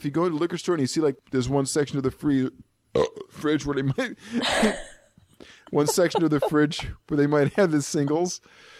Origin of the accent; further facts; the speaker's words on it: Japan; born there; And being that I was born in Japan, I found an item on a Japanese beer.